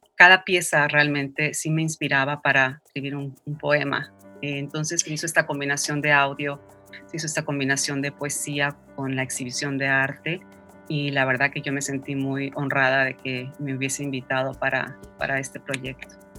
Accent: Mexico City, Mexico; moved away as an adult; also born or lived in Nicaragua; now in New York, United States; En la Ciudad de México

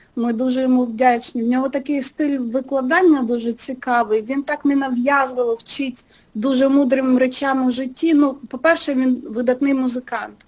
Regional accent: Pervomaisk, Mykolaiv Oblast, Ukraine; moved away as an adult; also born or lived in Kyiv, Ukraine; now in Los Angeles, United States; я зі славного містечка Первомайська, раніше це називалося е, Голта

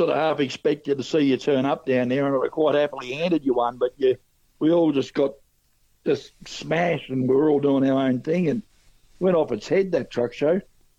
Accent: Tasmania, Australia; moved away; I'm a Tassie boy. I grew up in Tasmania.

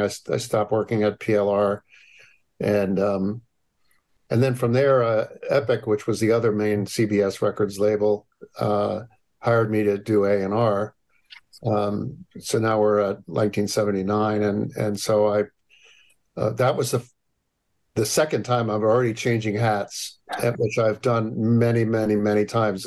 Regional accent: Hamden, Connecticut, United States; also born or lived in New Haven; I grew up in New Haven and uh, Hamden

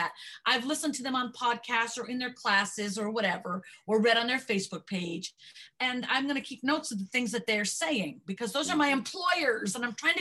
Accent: Connecticut, United States; moved away; also born or lived in New York / La Cañada, California; I'm from Connecticut. I was born in New York

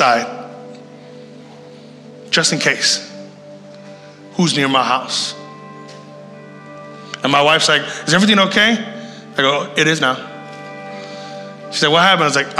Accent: Puerto Rico; I'm from Puerto Rico

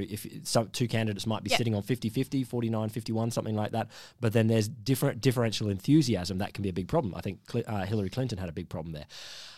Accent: Queensland, Australia; moved away; I come from Queensland.

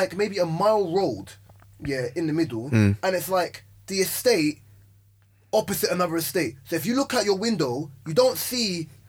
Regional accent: London, United Kingdom; I grew up in South.

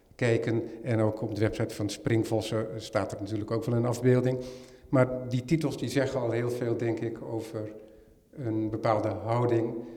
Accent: Netherlands; helemaal als Nederlander

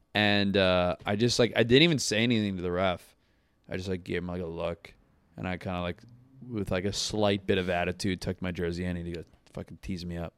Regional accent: Tampa, Florida, United States; moved away; also born or lived in Pennsylvania; I grew up in Tampa

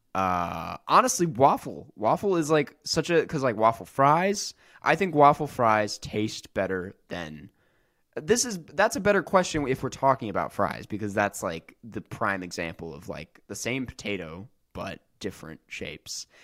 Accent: Minnesota, United States; I'm from Minnesota

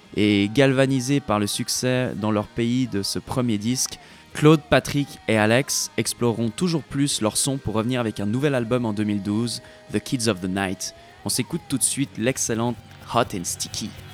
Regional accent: Switzerland; moved away; de la Suisse, évidemment, puisque c'est mon pays d'origine

